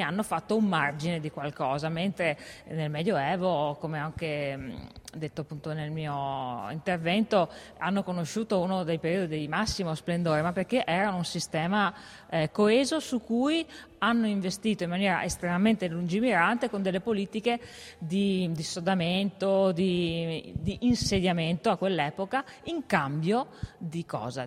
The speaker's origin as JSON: {"language": "Italian", "area": "Val di Fiemme", "region": "Trentino-Alto Adige", "country": "Italy", "tie": "born or raised there", "also_born_or_lived": "Innsbruck", "said": "Io sono nata nelle Dolomiti, sono originaria della Val di Fiemme"}